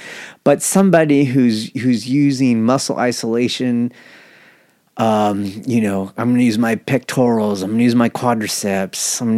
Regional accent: Japan; born there; I was born in Japan, and Aikido is the greatest treasure of our nation.

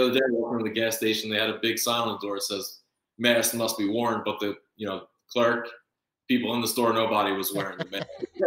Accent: Northeast, United States; now in Florida, United States; I'm originally from the Northeast as well

